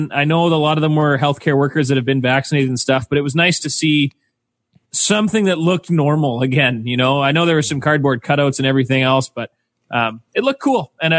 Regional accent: Manitoba, Canada; growing up in Manitoba

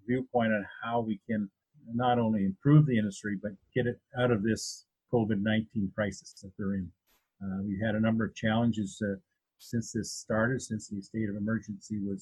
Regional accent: Essex County, Ontario, Canada; also born or lived in Perth County, Ontario; now in Listowel, Canada; Growing up in Essex County and then moving here up to Perth County in 1967, I guess it was, when Dad bought the dairy farm

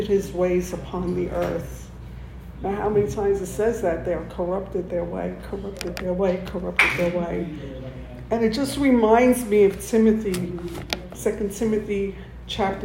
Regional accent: New York, United States; moved away; I come from New York. I have family in New York

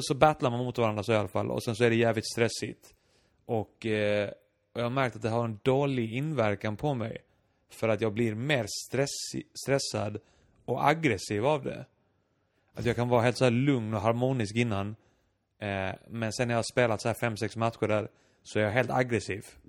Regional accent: Iceland; now in Malmö, Sweden; jag var islänning

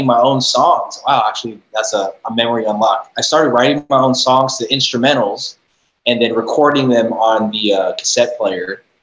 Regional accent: San Jose, California, United States; also born or lived in East Bay (Fremont, Hayward, Newark), California; I was born and raised in San Jose.

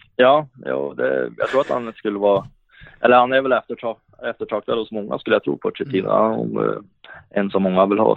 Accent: Hagfors, Värmland, Sweden; also born or lived in Karlstad / Luleå; now in Ransäter, Sweden; det fanns ju hemma i Hagfors där i många år och det var någonting jag växte upp med

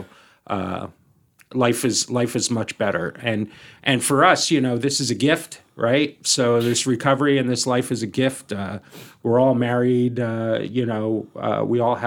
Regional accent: New Jersey, United States; I'm from New Jersey

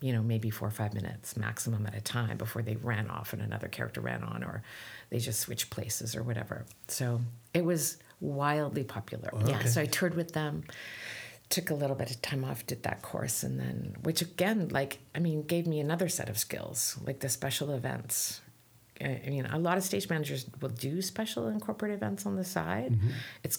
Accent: Canada; I'm Canadian

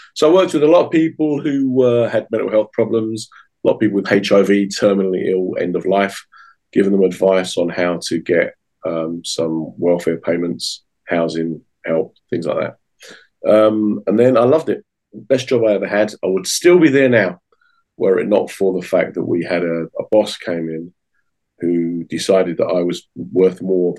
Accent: United Kingdom; I'm from an Irish family, which is a very strong part of my identity, but I'm very proud to be British.

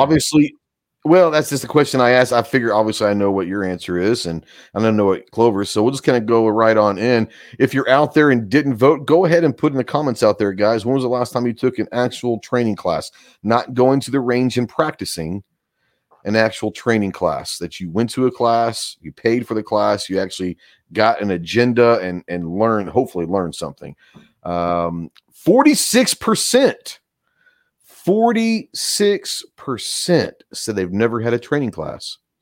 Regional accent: Texas, United States; now in Arkansas, United States; growing up in Texas

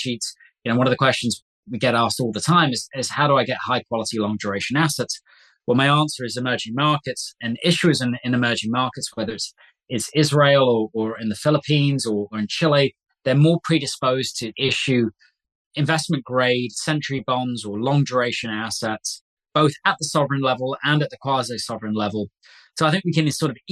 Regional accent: Coventry, West Midlands, United Kingdom; My hometown is a place called Coventry in England

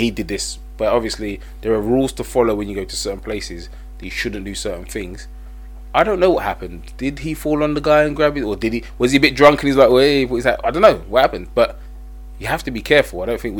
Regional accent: United Kingdom; when we go abroad as British people, do we conduct ourselves properly?

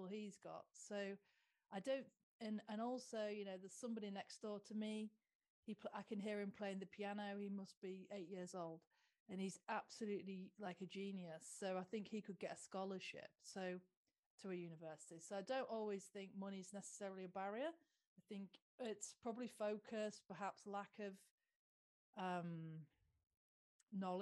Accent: Lincolnshire, East Midlands, United Kingdom; because I'm from Lincolnshire

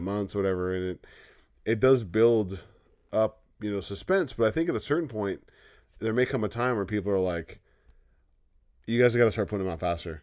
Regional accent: California, United States; We grew up saying that, like, you know, if California seceded

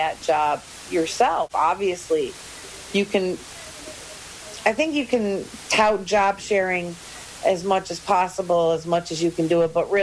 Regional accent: Tonawanda, New York, United States; I was born and raised outside of Buffalo in a city called Tonawanda of about 19,000 people

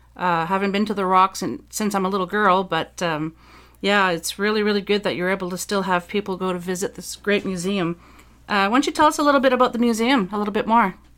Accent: Dieppe, New Brunswick, Canada; moved away; New Brunswick is my home province. I'm from the Dieppe area. Uh, if, for those who are familiar with New Brunswick, that's just outside of Moncton

